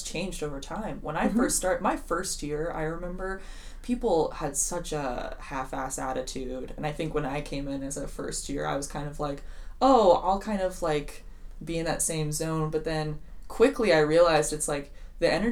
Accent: Seattle, Washington, United States; moved away as an adult; now in Twin Cities, United States; I am from Seattle, Washington, but came out to the Twin Cities to go to McAllister College

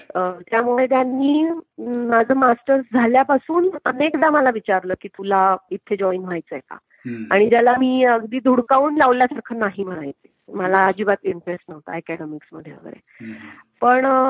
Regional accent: Nashik, Maharashtra, India; मी नाशिकची आहे आणि माझं माहेर सासर दोन्ही नाशिक आणि I was born and brought up in Nashik

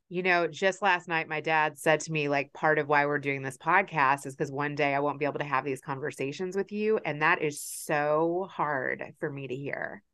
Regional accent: Kentucky, United States; my experience of growing up in Kentucky

